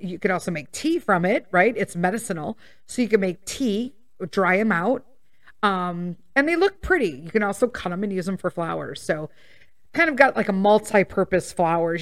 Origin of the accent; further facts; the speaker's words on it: Melrose Park, Illinois, United States; I grew up in Melrose Park